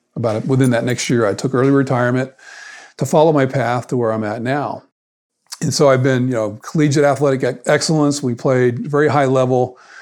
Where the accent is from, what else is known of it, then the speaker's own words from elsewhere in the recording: South Florida, United States; moved away as an adult; also born or lived in Atlanta, Georgia; I grew up in South Florida